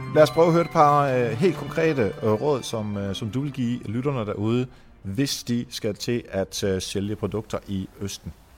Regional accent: Denmark; also born or lived in Netherlands; Jeg blev født i Holland. Jeg flyttede til øh, Danmark, da jeg var 8 år

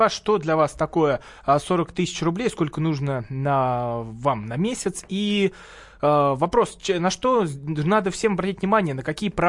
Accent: Tula Oblast, Russia; now in Moscow, Russia; я сам из Тульской пойдет. области.

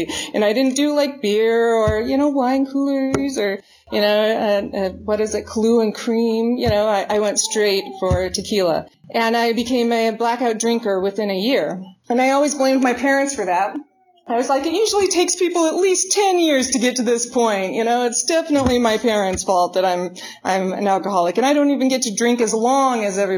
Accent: Garden City, Idaho, United States; they moved into a trailer down in Garden City. They didn't have money for furniture and stuff. So they brought a log in from down by the river, and they had shag green carpet and they had wood paneling. So they liked to, smoke some weed and get drunk and pretend that they were in the forest. And that's what I was born into.

